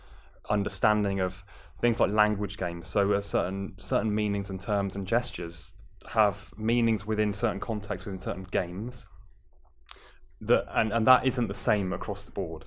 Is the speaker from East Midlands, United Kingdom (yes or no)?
no; Plymouth, South West England, United Kingdom; moved away as an adult; I'm from Plymouth originally